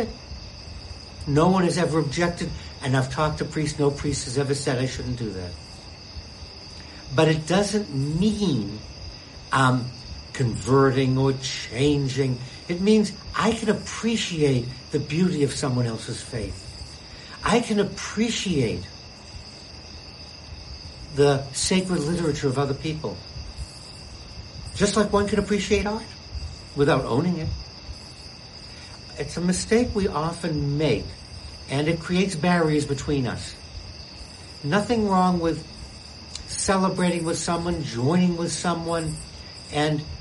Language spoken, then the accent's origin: English; Boston, Massachusetts, United States; I grew up in Boston.